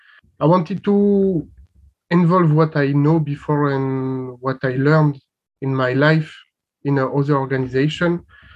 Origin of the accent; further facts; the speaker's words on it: France; also born or lived in Bulgaria; I'm living currently in France. I'm 29 years old and I just came back to my country after finishing 1 year volunteering in Bulgaria